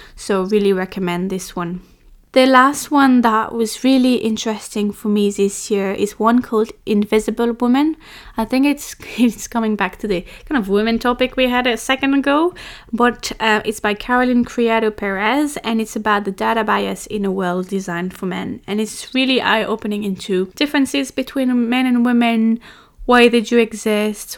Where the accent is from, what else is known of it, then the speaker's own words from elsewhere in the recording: France; I'm French